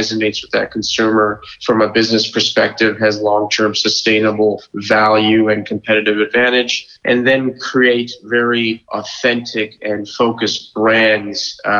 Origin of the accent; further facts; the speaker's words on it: Lower Mainland, British Columbia, Canada; Born and raised in the Lower Mainland, you know, did my CA in Vancouver at KPMG